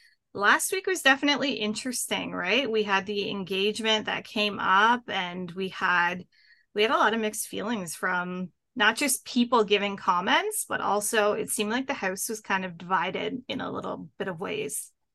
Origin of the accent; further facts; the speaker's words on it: a little town just outside of Ottawa, Ontario, Canada; I am from north of the border. So I'm from Canada in a little town just outside of Ottawa.